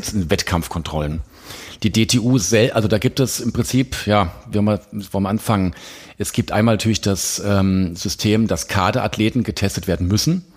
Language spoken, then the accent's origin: German; Hesse, Germany; moved away as an adult; also born or lived in Frankfurt / Ulm; now in Crailsheim, Germany; bin ja eigentlich Hesse